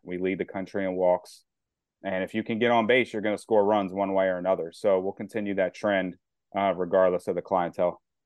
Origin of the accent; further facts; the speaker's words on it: New Carrollton, Maryland, United States; growing up in New Carrollton and stuff, Maryland, I've been a lifelong fan